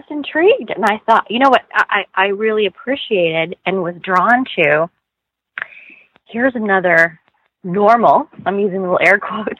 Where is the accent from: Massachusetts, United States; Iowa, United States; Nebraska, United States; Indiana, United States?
Iowa, United States; What I was a kid that grew up in the Midwest. I grew up in Iowa. I grew up in a Catholic family.